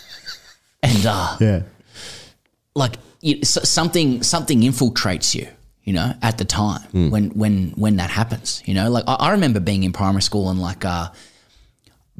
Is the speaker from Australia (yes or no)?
yes; Australia; as an Australian